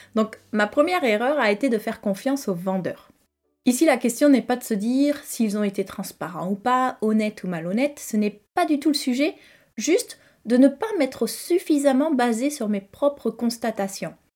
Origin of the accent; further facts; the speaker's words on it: Toulouse, Occitania, France; also born or lived in Cahors, Lot; j'ai grandi à Toulouse